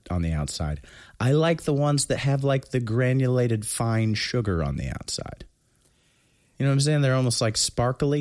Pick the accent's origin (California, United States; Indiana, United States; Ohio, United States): Indiana, United States; New Castle; moved away; also born or lived in Alexandria; I, uh, was born in Alexandria, but I was raised in Newcastle, Indiana